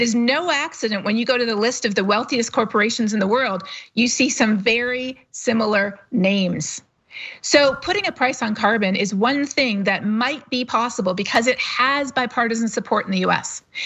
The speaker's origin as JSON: {"language": "English", "country": "Canada", "said": "I'm not a U S citizen, to be totally honest. I'm Canadian"}